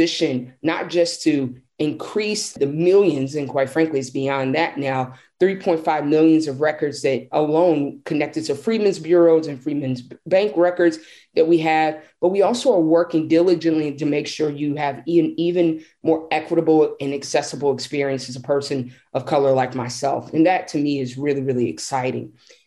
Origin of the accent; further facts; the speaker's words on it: Nashville, Tennessee, United States; I'm a sixth generation Nashvillean